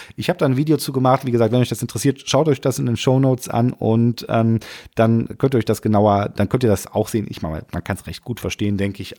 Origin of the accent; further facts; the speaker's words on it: Rhineland, Germany; bei uns im Rheinland